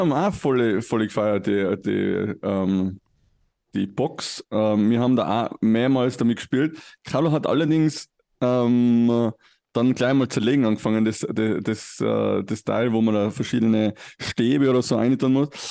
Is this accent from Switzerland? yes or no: no; Tyrol, Austria; ich bin natürlich auch christlich erzogen worden im Heiligen Land Tirol